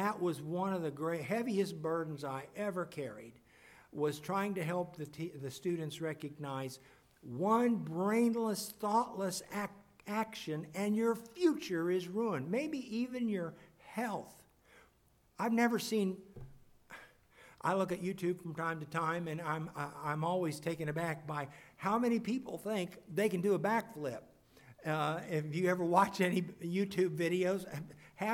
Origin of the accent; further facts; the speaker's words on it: Kansas City, United States; moved away; also born or lived in Lebanon, Missouri; We grew up in Kansas City, but ended up in Lebanon, Missouri